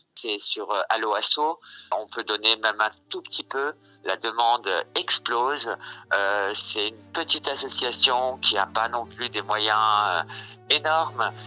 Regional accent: France; moi, ça va bien en tant que Française

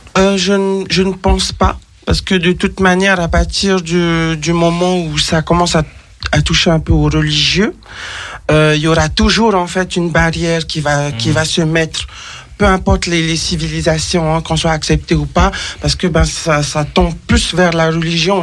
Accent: French Polynesia; now in France; je viens de Tahiti, les saisons je les connaissais pas.

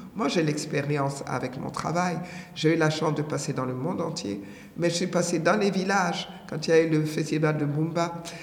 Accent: Senegal; also born or lived in Benin; je suis née au Bénin, j'ai grandi au Sénégal

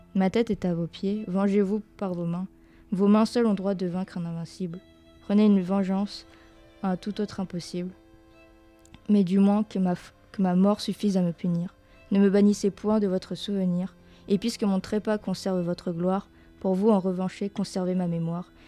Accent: France; on est français

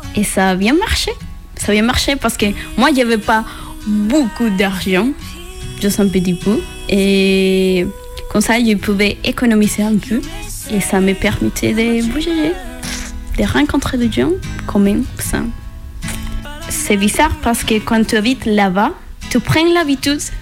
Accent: Venezuela; French is a second language; moved away as an adult; also born or lived in Colombia; now in France; je viens de Venezuela et j'ai 24 ans.

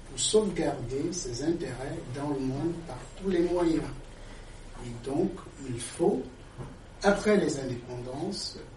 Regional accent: Cameroon; je suis camerounais.

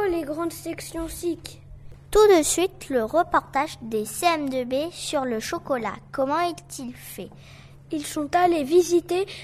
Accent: China; Bah, on est chinois, mais on parle français.

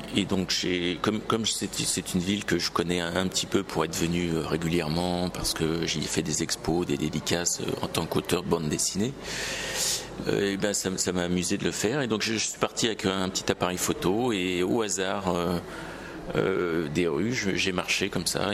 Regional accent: Paris, Île-de-France, France; en tant que Parisien

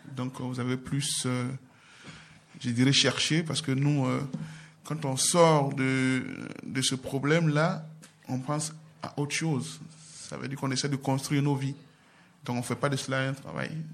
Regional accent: Côte d’Ivoire; moved away as an adult; now in France; mon pays d'origine, la Côte d'Ivoire

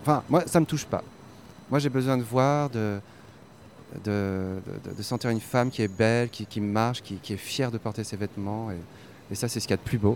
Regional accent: Brussels, Brussels-Capital Region, Belgium; je suis de Bruxelles

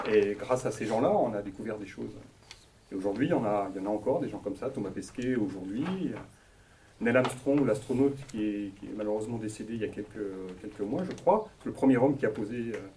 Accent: Poitiers, Nouvelle-Aquitaine, France; je suis né, euh, je, suis né à, Poitiers, j'ai vécu à Poitiers, je suis dans le Poitou-Charentes, je suis français, voilà.

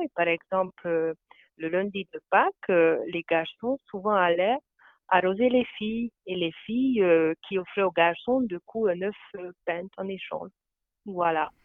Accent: Veszprém, Veszprém County, Hungary; French is a second language; moved away; je viens de la Hongrie et plus exactement de Veszprém, qui est une ville au nord du lac Balaton.

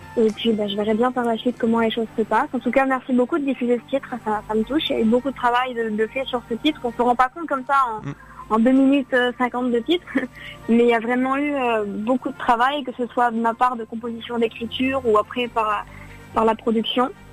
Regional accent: Lyon, Auvergne-Rhône-Alpes, France; moi je suis, de Lyon

